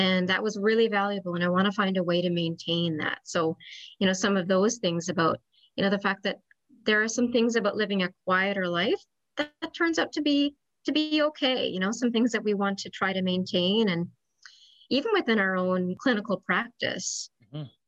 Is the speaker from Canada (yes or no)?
yes; Newfoundland and Labrador, Canada; moved away as an adult; also born or lived in Ontario / St. John's; I'm originally from Newfoundland and moved back to Newfoundland about 10 years ago.